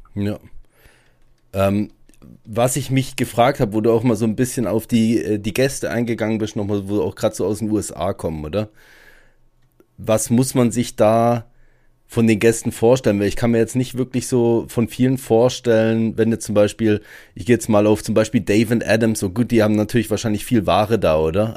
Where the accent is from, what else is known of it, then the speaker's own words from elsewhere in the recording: Germany; bei uns in Deutschland